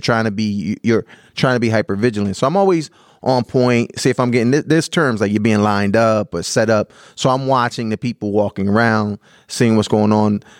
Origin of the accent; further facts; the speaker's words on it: Canton, United States; moved away; also born or lived in Philadelphia; I grew up in Canton